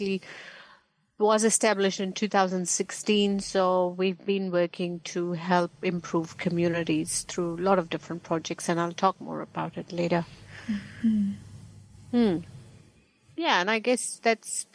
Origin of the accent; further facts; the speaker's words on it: Hyderabad, Telangana, India; moved away as an adult; now in Christchurch, New Zealand; So originally I am from India, from a city called Hyderabad. So I have lived, I was born there